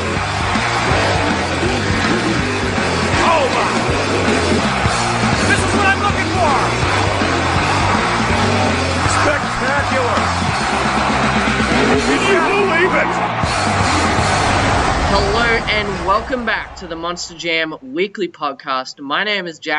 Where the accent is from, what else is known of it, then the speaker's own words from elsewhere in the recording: Brisbane, Queensland, Australia; my hometown, Brisbane, Australia